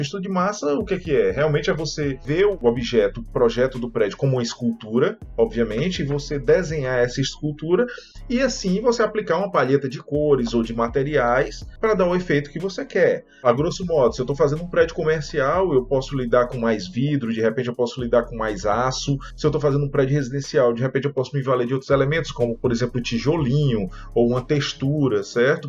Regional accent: Ceará, Brazil; moved away as an adult; also born or lived in Fortaleza (Cocó); eu sou cearense

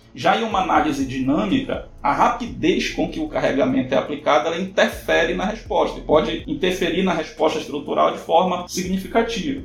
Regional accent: São Miguel do Guamá, Pará, Brazil; eu sou natural de São Miguel do Guamá, né, no estado do Pará, uma cidade no interior do estado do Pará.

